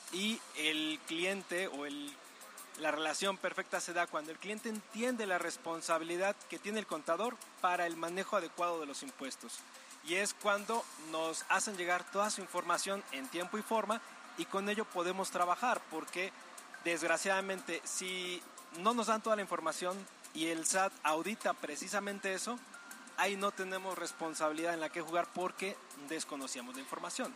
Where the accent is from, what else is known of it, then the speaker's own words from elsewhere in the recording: Mexico; nuestra obligación como mexicanos